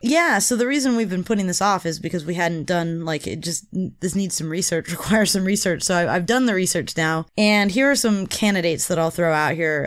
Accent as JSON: {"language": "English", "region": "California", "country": "United States", "said": "I'm a Californian"}